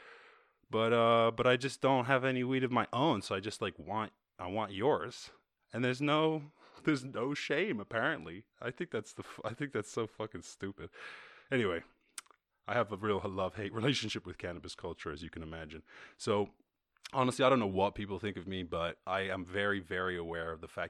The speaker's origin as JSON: {"language": "English", "country": "Ireland", "tie": "born or raised there", "said": "I grew up in Ireland in the countryside"}